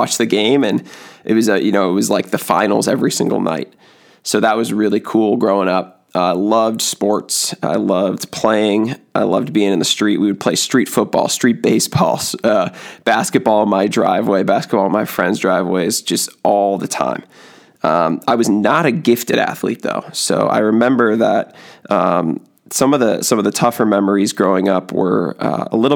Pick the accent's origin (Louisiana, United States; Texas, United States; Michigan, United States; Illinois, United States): Illinois, United States; Western Springs; also born or lived in Chicago, Illinois; I grew up in Western Springs, Illinois, like I said, and had a great, great childhood